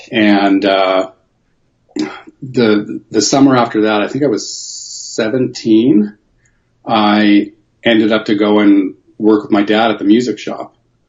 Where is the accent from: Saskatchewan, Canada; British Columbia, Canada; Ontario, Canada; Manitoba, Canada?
Ontario, Canada; Toronto; born there; Well, I was born in Toronto, so I was born on the East Coast